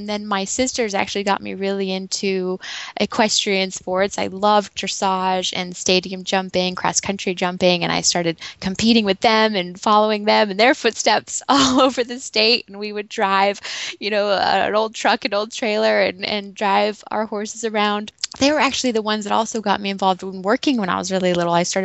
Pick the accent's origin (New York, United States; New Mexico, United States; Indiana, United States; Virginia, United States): New Mexico, United States; Santa Fe; I was born in Santa Fe, New Mexico, in a very large family.